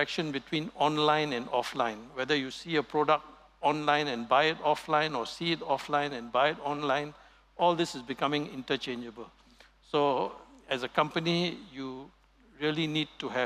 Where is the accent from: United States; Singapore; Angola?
Singapore; our heritage as being pure Singaporean